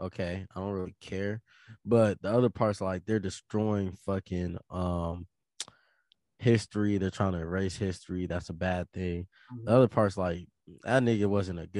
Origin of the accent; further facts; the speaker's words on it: United States; I gotta be an American and I gotta be a black person